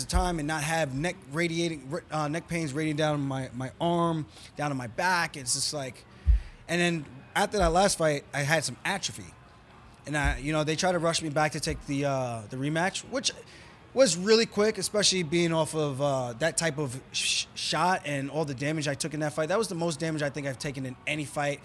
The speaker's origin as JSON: {"language": "English", "region": "New York", "country": "United States", "moved": "as an adult", "lives_now": "Las Vegas, United States"}